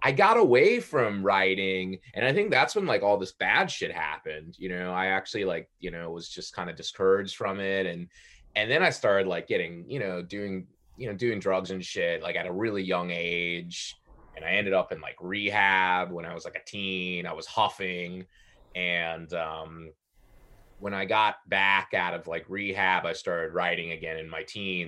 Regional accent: Palm Beach County, Florida, United States; I grew up in Palm Beach County

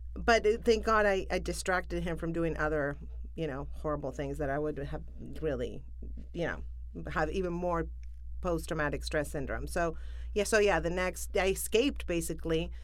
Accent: Buenos Aires, Argentina; moved away as an adult; also born or lived in New Orleans; now in Los Angeles, United States; I am from Argentina, from Buenos Aires. I was born there

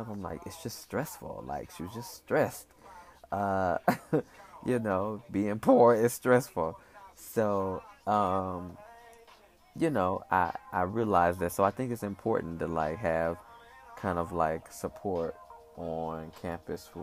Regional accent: Lake Michigan, Midwest, United States; I grew up on on Lake Michigan.

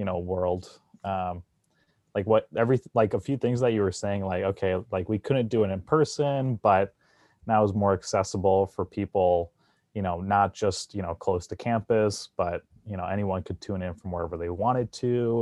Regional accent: New Jersey, United States; moved away; I grew up in New Jersey

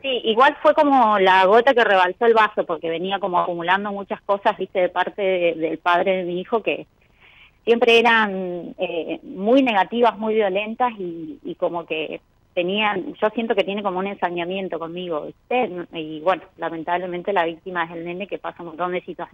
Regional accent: Los Antiguos, Santa Cruz, Argentina; Soy de los antiguos provincias de Santa Cruz

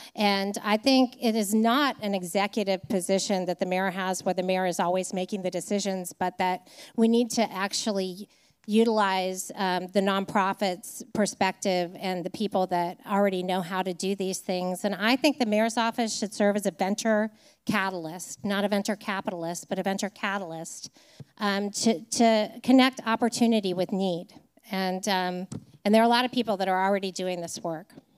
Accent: Nashville, Tennessee, United States; I grew up in Nashville

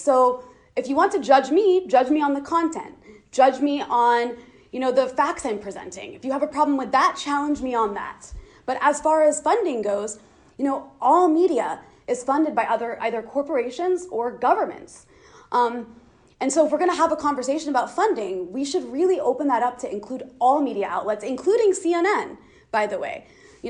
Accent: United States; I am an American, right? So my priority and my responsibility is to challenge destructive policies of the government that I pay tax dollars to.

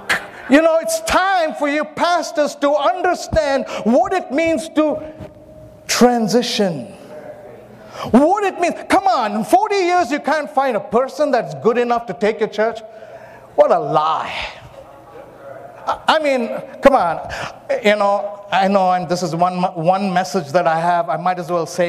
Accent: Myanmar; born there; I was born in Myanmar. So I went and I found the place where I was born.

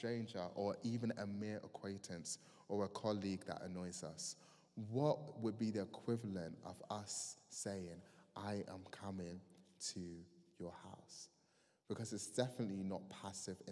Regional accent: Croydon, London, United Kingdom; I'm from Croydon

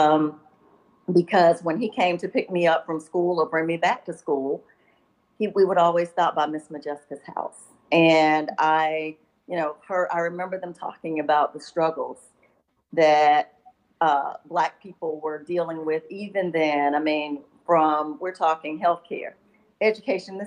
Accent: Bennettsville, South Carolina, United States; moved away as an adult; also born or lived in Columbia, South Carolina; I was born and raised in Bennettsville

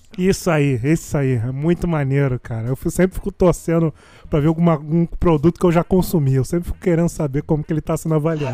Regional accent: Jardim América, Rio de Janeiro, Brazil; eu sou de Jardim América, eu moro perto de Belfor Roxo

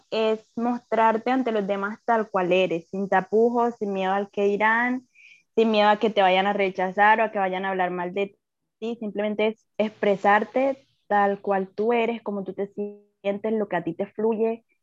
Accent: Colombia; yo soy colombiana.

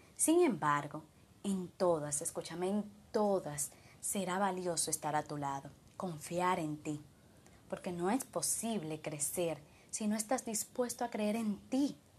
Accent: Dominican Republic; de República Dominicana

